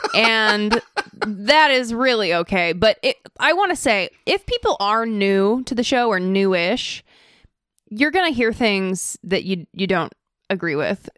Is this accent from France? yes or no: no; Idaho, United States; also born or lived in California; now in Orange County, California, United States; I was born in California, but then I moved to Idaho and I lived most of my life in Idaho and now I'm a Californian.